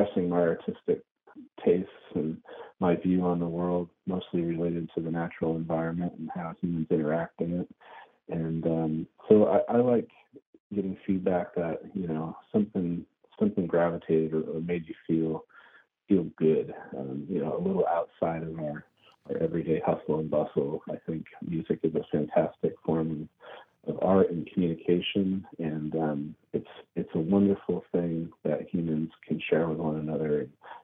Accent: Cranberry Lake, New York, United States; now in California, United States; I grew up in Cranberry Lake, New York, up in the Adirondack State Park, way up north.

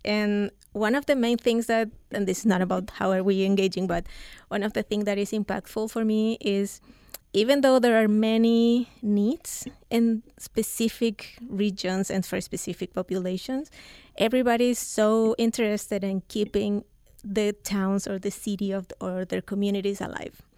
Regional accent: Chile; moved away as an adult; also born or lived in Central Coast, California; now in United States; I'm from Chile. I moved here eight years ago

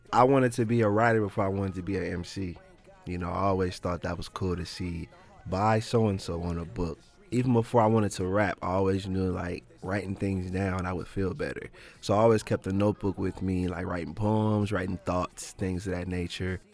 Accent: Canton, Ohio, United States; also born or lived in Plain Township, Ohio; growing up in Canton, I grew up on the southeast side, and up until about I was six

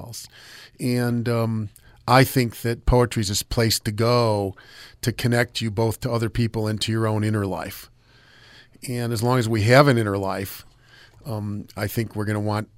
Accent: United States; I'm an American

